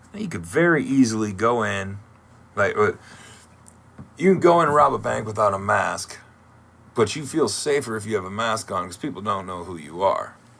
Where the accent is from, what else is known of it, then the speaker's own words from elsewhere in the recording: Toledo, Ohio, United States; now in Columbus, United States; I grew up in the Toledo area, so I went to a lot of uh, Mud Hens games growing up